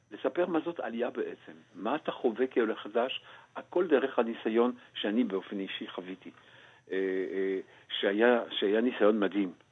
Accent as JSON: {"language": "Hebrew", "country": "Belgium", "tie": "born or raised there", "moved": "as an adult", "lives_now": "Israel", "said": "מכיוון שאני גדלתי כנער ציוני בבלגיה, אה, בתנועת השומר הצעיר, ומכיוון שעליתי לפני כמעט כבר 46 שנים"}